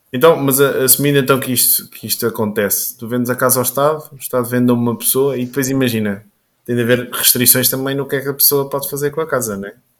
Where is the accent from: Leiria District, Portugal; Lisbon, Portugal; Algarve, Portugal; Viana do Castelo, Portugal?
Leiria District, Portugal; Caldas da Rainha; sou aqui das Caldas e ando aqui também na zona do Pó e do Bom Barral